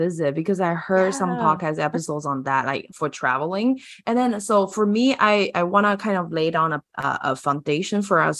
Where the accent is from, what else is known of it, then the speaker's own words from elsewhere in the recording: Taiwan; I'm from Taiwan, right? And then we are heavily influenced by China because we're like Chinese people.